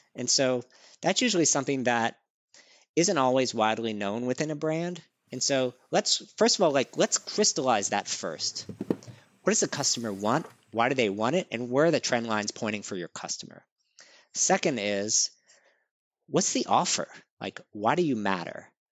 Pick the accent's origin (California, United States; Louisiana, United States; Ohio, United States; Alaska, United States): Louisiana, United States; New Orleans; now in New York, United States; I grew up in New Orleans, Louisiana.